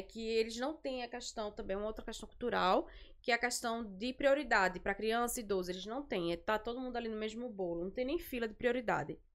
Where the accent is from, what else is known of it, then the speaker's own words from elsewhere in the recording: Recife, Pernambuco, Brazil; moved away as an adult; now in Montreal, Canada; eu sou de Recife